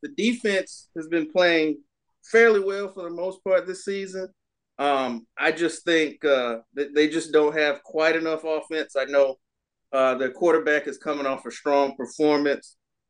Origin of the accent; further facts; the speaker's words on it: Albany, Georgia, United States; Well, yeah, I'm from Albany.